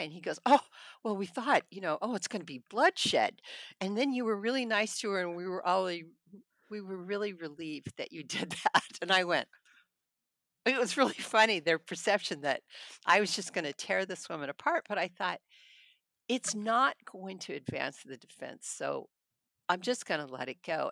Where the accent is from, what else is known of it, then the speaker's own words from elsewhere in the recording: Hanford, California, United States; also born or lived in Madera, California; I was born in Madeira, I grew up in Hanford